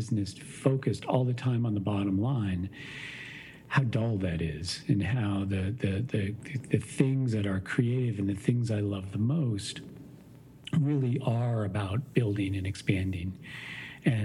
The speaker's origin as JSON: {"language": "English", "region": "Maine", "country": "United States", "tie": "born or raised there", "moved": "yes", "lives_now": "Chicago, United States", "said": "I grew up in Maine."}